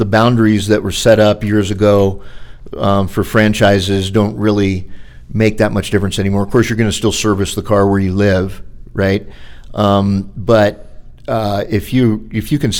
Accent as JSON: {"language": "English", "region": "Florida", "country": "United States", "said": "I'm from Florida"}